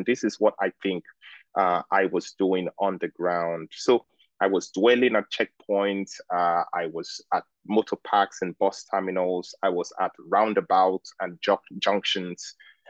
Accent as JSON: {"language": "English", "region": "Lagos", "country": "Nigeria", "tie": "born or raised there", "said": "well, I am Nigerian and I grew up in Lagos. So I, in many ways, embody the rhythms of Lagos life."}